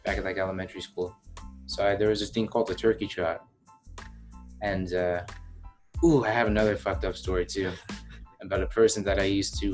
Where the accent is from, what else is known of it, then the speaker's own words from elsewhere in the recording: New Mexico, United States; now in Illinois, United States; I'm from New Mexico